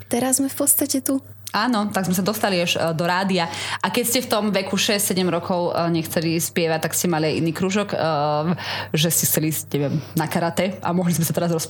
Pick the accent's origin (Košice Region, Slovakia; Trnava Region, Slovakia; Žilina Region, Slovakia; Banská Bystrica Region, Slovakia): Trnava Region, Slovakia; Trnava; ja som z Trnavy. Zo Zelenča.